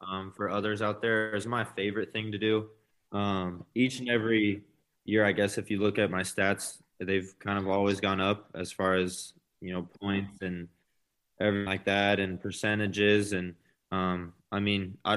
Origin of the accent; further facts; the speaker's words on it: Lincoln, Nebraska, United States; moved away as an adult; also born or lived in Fargo, North Dakota; I'm from Lincoln